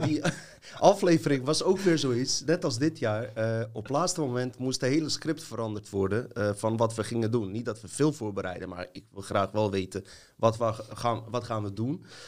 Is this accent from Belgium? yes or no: no; Montenegro; now in Netherlands